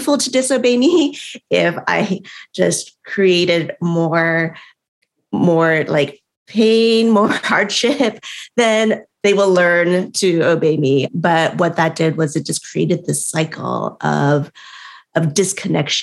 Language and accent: English; United States; I was, you know, born and raised in America